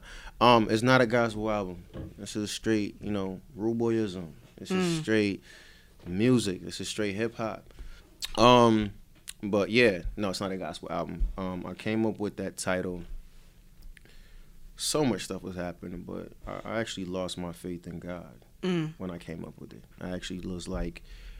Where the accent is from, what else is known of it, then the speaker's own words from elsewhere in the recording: Jamaica; He's Trini and Bayesian, I'm Jamaican, you know what I mean?